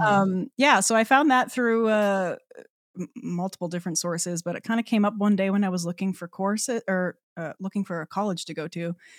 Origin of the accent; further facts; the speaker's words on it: Newfoundland and Labrador, Canada; moved away as an adult; I'm, I'm from Newfoundland, so I was born and raised there. Um, so yeah, spent the first eighteen years of my life in, um, well, on the island